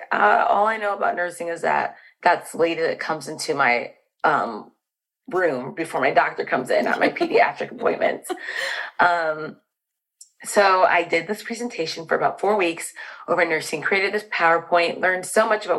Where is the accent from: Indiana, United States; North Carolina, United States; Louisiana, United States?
Indiana, United States; Fort Wayne; also born or lived in Chicago, Illinois; So I grew up in Fort Wayne, Indiana. Born in Chicago, Illinois. But we moved when we were about two to Fort Wayne